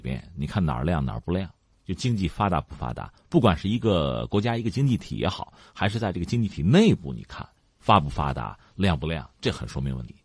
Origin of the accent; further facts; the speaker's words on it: China; 我们中国人